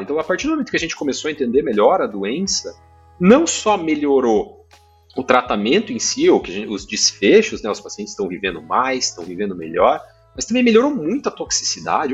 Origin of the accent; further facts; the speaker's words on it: Maringá, Paraná, Brazil; eu sou do, do, interior do Paraná, sou de Maringá, fiz a faculdade lá